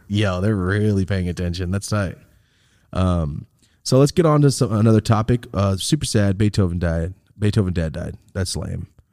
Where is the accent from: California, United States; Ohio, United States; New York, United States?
California, United States; Merced; moved away as an adult; now in Los Angeles, United States; I'm from Merced